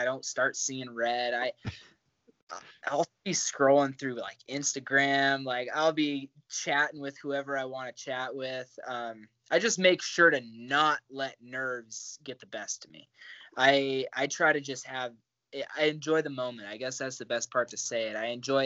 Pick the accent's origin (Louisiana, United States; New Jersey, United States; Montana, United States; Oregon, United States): Montana, United States; Great Falls; also born or lived in Kansas; I grew up in Kansas. I lived in Great Falls long enough to say I'm from here. I graduated from high school here.